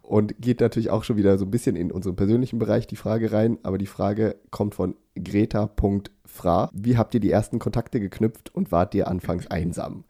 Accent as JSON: {"language": "German", "region": "Thuringia", "country": "Germany", "moved": "yes", "lives_now": "Sweden", "said": "Und ich komme aus Thüringen"}